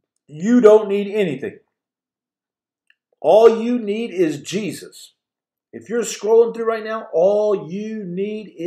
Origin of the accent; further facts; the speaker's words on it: Muleshoe, Texas, United States; Texas Panhandle. I'm from Muleshoe, Texas.